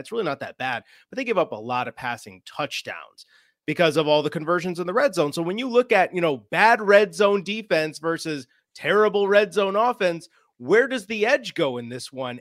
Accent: Chicago, Illinois, United States; moved away; I'm originally a Chicago guy, you know, so I'm from

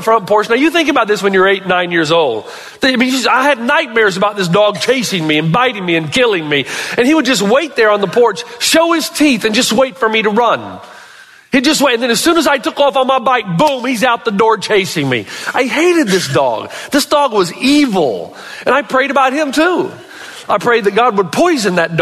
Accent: Elizabethton, Tennessee, United States; the home that I grew up in Elizabethan, Tennessee

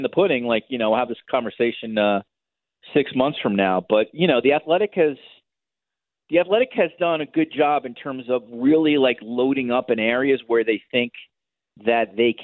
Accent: United States; now in Toronto, Canada; Now living in Toronto as an American

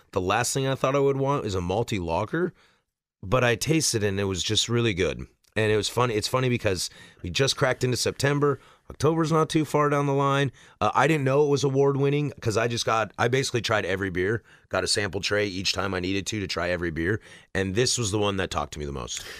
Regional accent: West Coast, United States; I am clearly from the West Coast

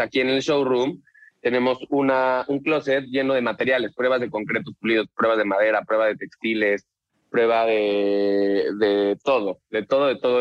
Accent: Mexico City, Mexico; moved away as an adult; now in Tulum, Mexico; soy de la Ciudad de México

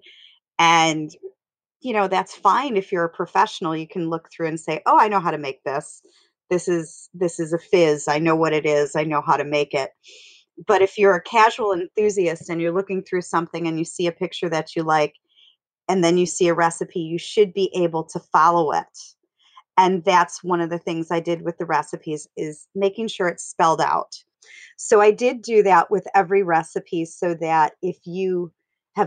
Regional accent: Wisconsin, United States; I'm from Wisconsin

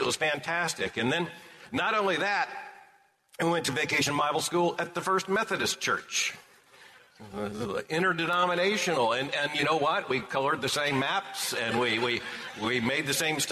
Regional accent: Lakeland, Florida, United States; also born or lived in Pompano Beach, Florida; My parents are both from Plant City, and I was born in Lakeland. And so this really is home

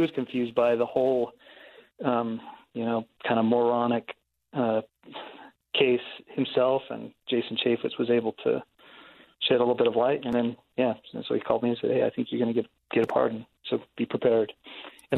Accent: Blanding, Utah, United States; I come from Blanding, where people have died at the hands of the BLM

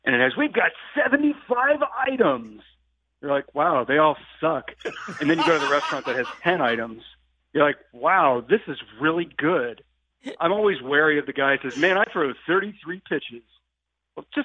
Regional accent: Indianapolis, Indiana, United States; I grew up in Indianapolis.

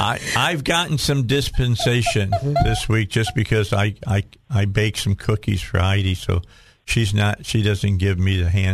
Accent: Midwest, United States; now in Arkansas, United States; I grew up in the Midwest where it is flat as a pancake.

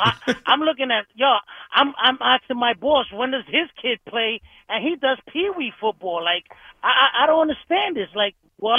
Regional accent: Brooklyn, New York, United States; now in Jersey City, United States; and I'm from Brooklyn. I moved to Jersey City.

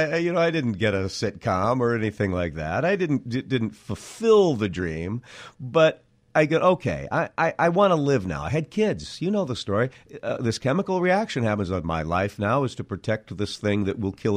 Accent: Cedar Falls, Iowa, United States; moved away as an adult; I was born in Cedar Falls, Iowa.

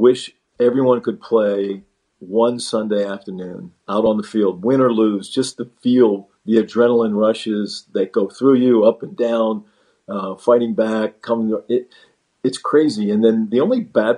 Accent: Monongahela, Pennsylvania, United States; I grew up in Pittsburgh, or outside of Pittsburgh, mm-hmm. in a little town called Monongahela

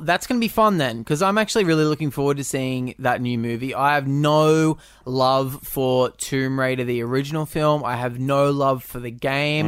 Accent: Australia

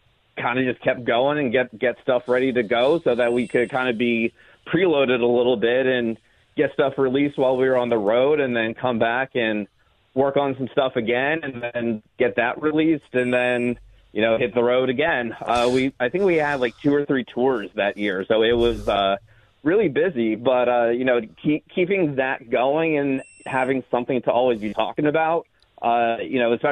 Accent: Los Angeles, California, United States; I was born and raised here in Los Angeles

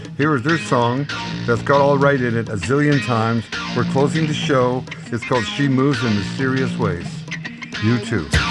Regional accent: Canada; born north of the 49 and live north of the 49

